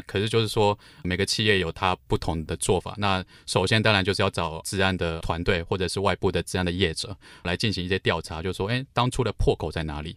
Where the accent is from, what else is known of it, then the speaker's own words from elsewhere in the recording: Luodong, Yilan County, Taiwan; moved away as an adult; 我家乡宜兰，呃，罗东镇